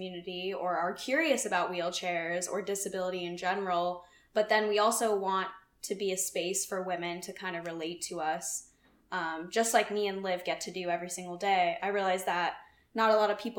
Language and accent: English; Phoenix, Arizona, United States; I'm from Phoenix